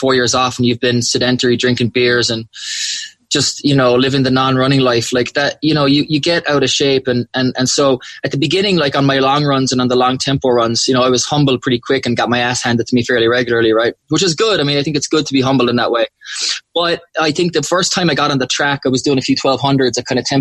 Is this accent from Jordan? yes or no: no; Macroom, Munster, Ireland; I grew up loving out in Macroom